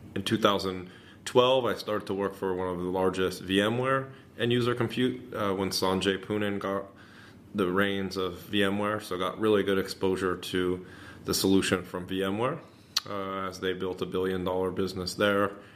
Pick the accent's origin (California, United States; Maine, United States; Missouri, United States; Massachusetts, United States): California, United States; Northern; born and raised in Northern California